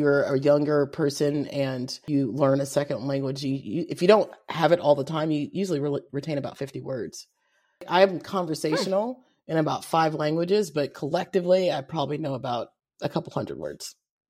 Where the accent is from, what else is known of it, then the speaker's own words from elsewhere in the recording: Kentucky, United States; accent: Kentucky twang; I've got a Kentucky twang.